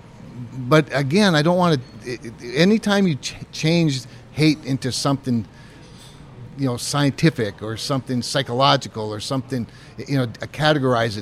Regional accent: North Dakota, United States; growing up in North Dakota.

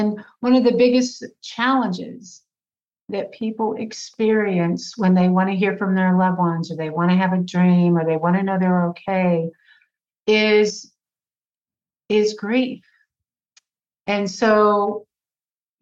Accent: Fort Worth, Texas, United States; I am from Fort Worth, Texas. I grew up in the suburbs of Fort Worth

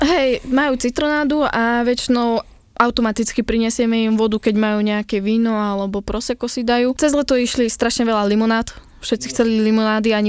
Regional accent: Topoľčany, Nitra Region, Slovakia

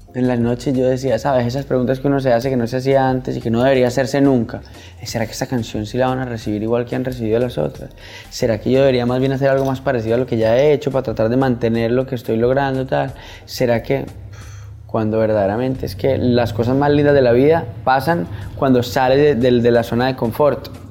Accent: Colombia; mi país, de nuestra costa pacífica

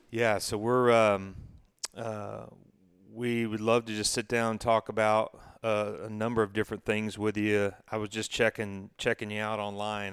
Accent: Knoxville, Tennessee, United States; when I was growing up in Knoxville

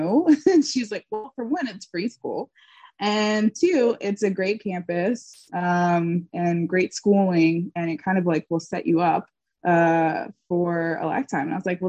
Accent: Laurel, Mississippi, United States; I grew up in Laurel, Mississippi, which used to be a very, very small town. And now it's kind of gotten a little bit bigger with HGTV shows and everything.

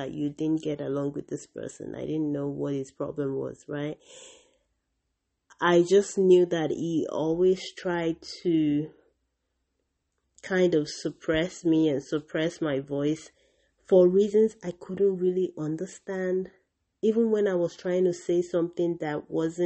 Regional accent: Nigeria; my own culture as a Nigerian

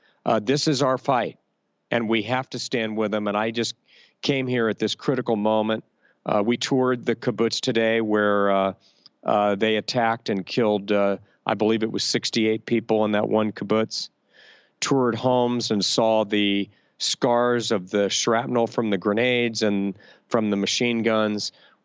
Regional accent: Miami, Florida, United States; I grew up in Miami. My parents grew up in Miami. They went to school with the children of Holocaust survivors. I went to school with the grandchildren of Holocaust survivors.

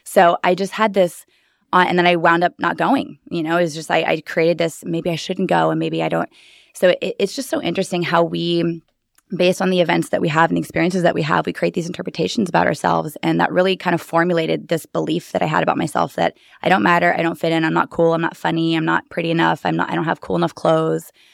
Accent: Bear Valley, California, United States; also born or lived in Los Angeles, California / San Diego, California; now in Austin, United States; originally a little tiny ski village, um, population three hundred, Bear Valley, California

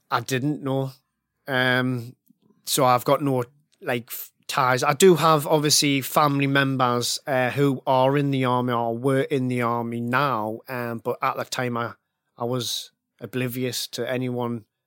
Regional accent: Northern England, United Kingdom; I grew up in the nineties and early two thousands, and I come from a, a, a northern working class family. My dad was a miner.

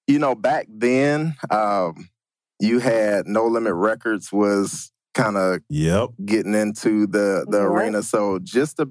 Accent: Atlanta, Georgia, United States; I'm born and raised in Atlanta, Georgia

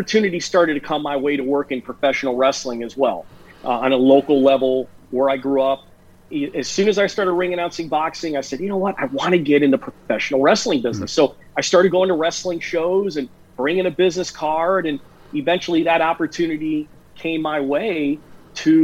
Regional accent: Chicago, Illinois, United States; I grew up in the Chicago area

